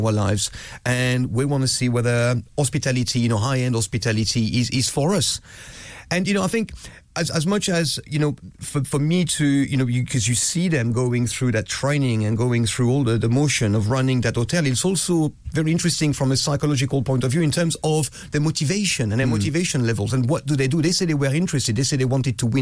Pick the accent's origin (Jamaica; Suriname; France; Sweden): France; Growing up in France